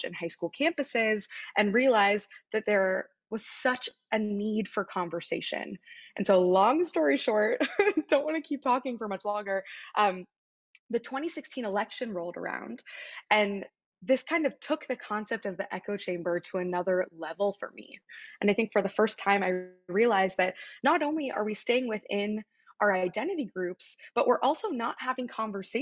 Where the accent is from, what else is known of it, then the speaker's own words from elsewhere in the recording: Wichita, Kansas, United States; moved away as an adult; also born or lived in University of Pennsylvania (East Coast); I grew up in Wichita, Kansas, in the Midwest.